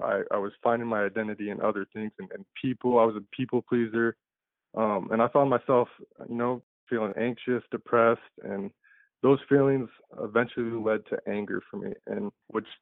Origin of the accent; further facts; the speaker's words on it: Des Moines, Iowa, United States; I was born and raised in Des Moines, Iowa